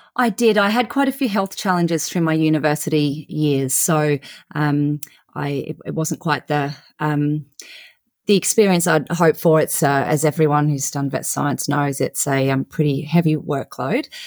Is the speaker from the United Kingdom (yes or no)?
no; central Queensland, Australia; I grew up on a beef cattle property in, um, regional central Queensland in Australia